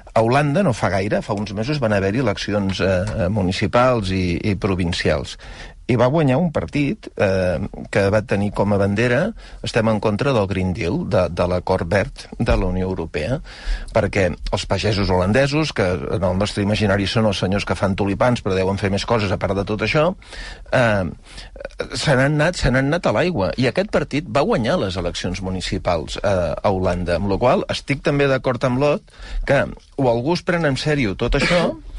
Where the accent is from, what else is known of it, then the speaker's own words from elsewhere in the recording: Mataró, Catalonia, Spain; soc de Mataró